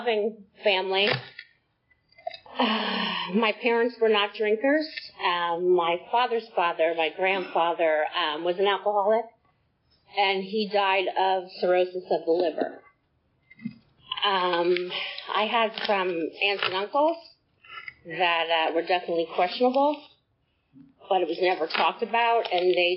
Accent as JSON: {"language": "English", "region": "New Jersey", "country": "United States", "tie": "born or raised there", "moved": "yes", "lives_now": "Acworth, United States", "said": "I was born in New Jersey from a family of six"}